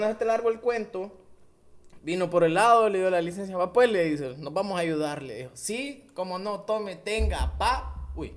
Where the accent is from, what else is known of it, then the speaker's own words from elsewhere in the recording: Danlí, El Paraíso, Honduras; mi pueblo porque yo amo mi, ciudad